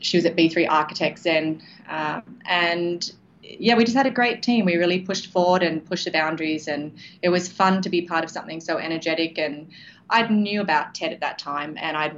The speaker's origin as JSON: {"language": "English", "town": "Sydney", "region": "New South Wales", "country": "Australia", "tie": "born or raised there", "also_born_or_lived": "Canada / Santa Barbara / England", "moved": "as an adult", "said": "I'm born and raised in Sydney, Australia, and did my first degree over here."}